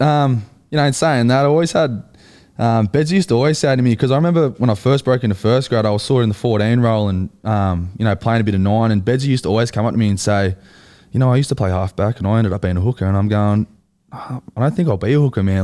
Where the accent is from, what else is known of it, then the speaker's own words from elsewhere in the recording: Central Coast, New South Wales, Australia; accent: Aussie; also born or lived in Wellington, New Zealand; I grew up on the Central Coast